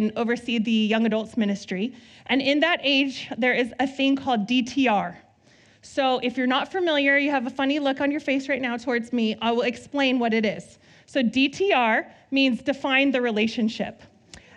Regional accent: Southern California, United States; now in Northern California, United States; I grew up in SoCal

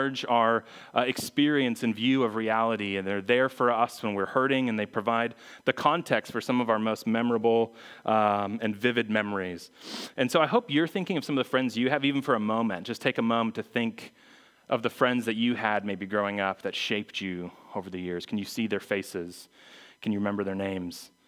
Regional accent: Phoenix, Arizona, United States; moved away as an adult; also born or lived in Missouri; I was from Phoenix. I went to school in Missouri.

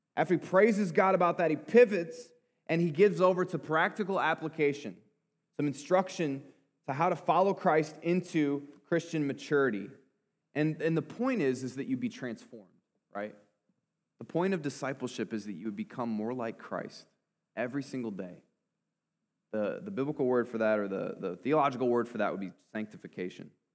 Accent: Clinton, Iowa, United States; I grew up in Clinton, but I didn't grow up a farmer

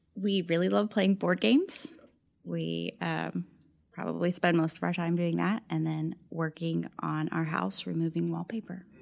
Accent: El Paso, Texas, United States; moved away as an adult; I'm originally from El Paso, Texas, so moved here for graduate school

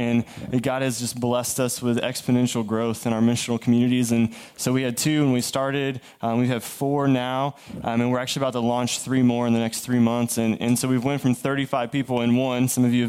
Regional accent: the South, United States; We're from the South, you know, so we talk too much, obviously.

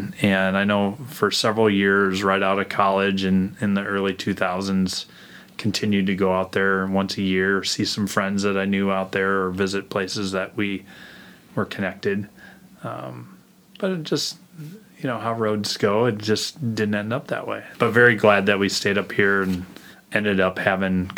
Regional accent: Fort Dodge, Iowa, United States; moved away as an adult; I grew up in Iowa. Originally from Fort Dodge, Iowa, and went to Fort Dodge High

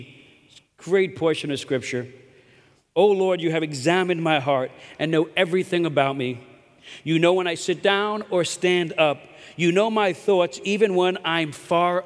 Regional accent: New York City, New York, United States; I'm from Brooklyn

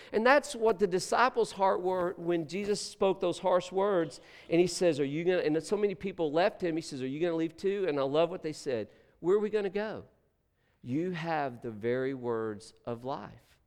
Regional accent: Texas, United States; moved away; we're from Texas

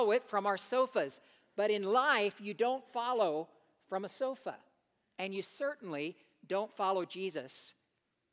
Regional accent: United States; moved away as an adult; As an American living abroad

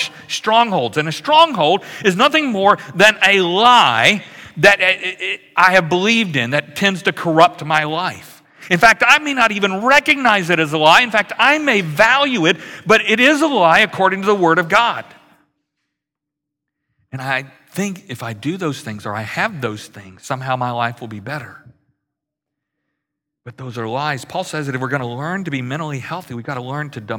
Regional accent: Louisiana, United States; moved away; I grew up in Louisiana, which is very much like Houston in the summer

